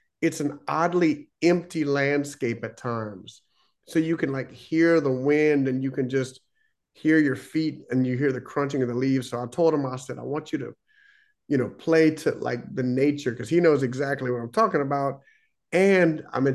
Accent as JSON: {"language": "English", "region": "Louisiana", "country": "United States", "said": "in Louisiana, we're such a little small niche."}